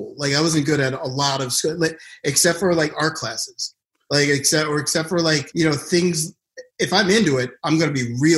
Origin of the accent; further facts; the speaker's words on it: Philadelphia, Pennsylvania, United States; moved to Philly for, I don't know what reason, but that's where I was born and grew up